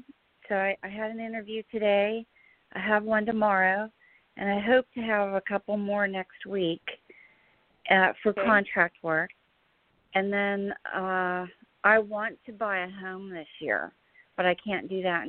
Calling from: New Jersey, United States; This is … in New Jersey.

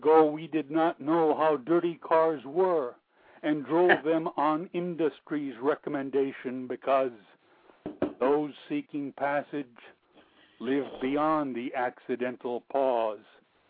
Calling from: Sonoma County, California, United States; I'm calling from the great county of Sonoma in California.

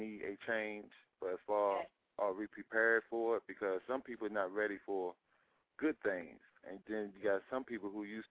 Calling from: Washington, District of Columbia, United States; calling from D.C.

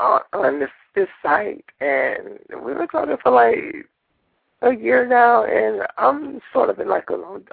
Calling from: California, United States; I'm calling from California.

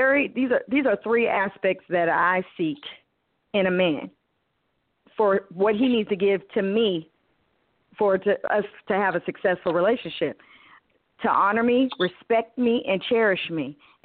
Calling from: Texas, United States; I'm calling from Texas.

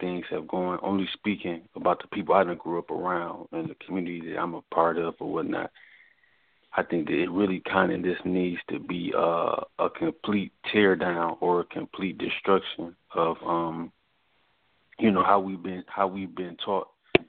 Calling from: Newport News, Virginia, United States; This is …. I'm calling from Virginia, Newport News.

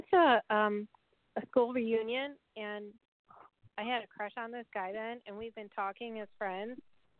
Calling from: Erie, Pennsylvania, United States; I'm calling from Erie, Pennsylvania.

